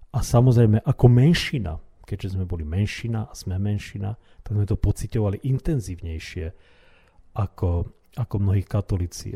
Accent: Slovakia; My sme boli Slováci

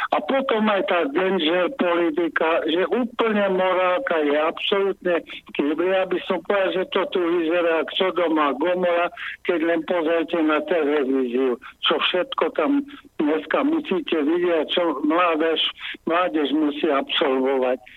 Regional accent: Slovakia; moved away as an adult; also born or lived in the West; Ja som aj opustil republiku, žil som na západe a stretol som sa s ľuďmi a pocitom, že sme Slováci

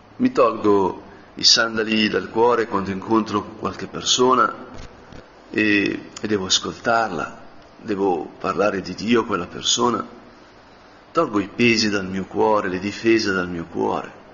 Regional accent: Como, Lombardy, Italy; sono di Como

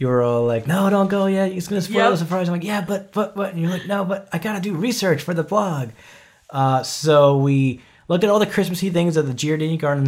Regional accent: New York, United States; now in Arizona, United States; I'm from New York

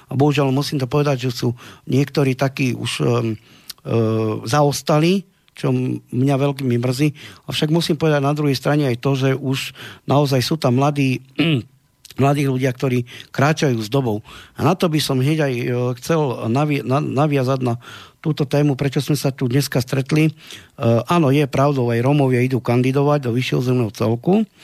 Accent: Slovakia; sme Slováci

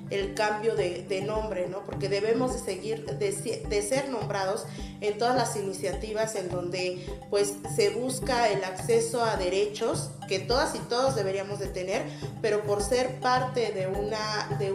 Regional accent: Mexico City, Mexico; born there; Nunca, creían que, yo había nacido aquí en la Ciudad de México, ¿no?

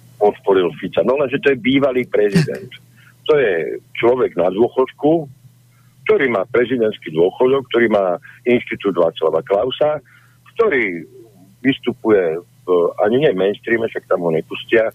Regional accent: Slovakia; som sa narodil na Slovensku

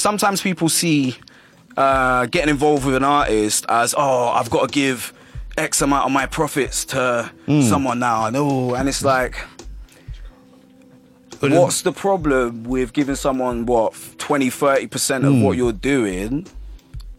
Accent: London, United Kingdom; when I was growing up in London

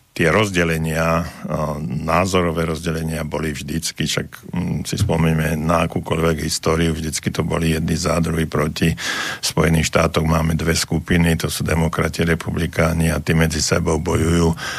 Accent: Slovakia; sme Slováci taký holubičí národ

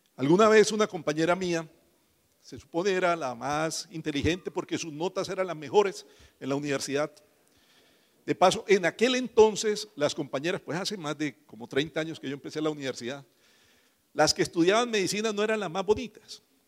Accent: Mogotes, Santander, Colombia; moved away; yo soy de más arribita, de Mogotes. Mogotes es una población ahí cerquita de San Gil. No nací allá, pero allá nos criamos todos nosotros

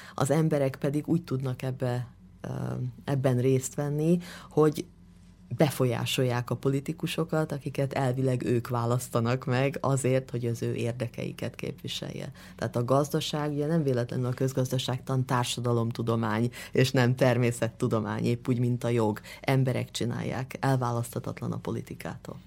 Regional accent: Hungary; moved away as an adult; now in London, United Kingdom; én magyar vagyok, és nagyon szeretném ezt a tudásomat Magyarországon és magyar vidékeken kamatoztatni, tehát mindig egy kicsit azzal a szemmel is jövök haza

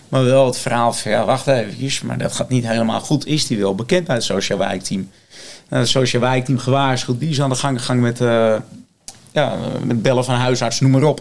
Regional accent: Blaricum, North Holland, Netherlands; ik kom ook uit Blaricum, eh, ik ben ook geboren en getogen

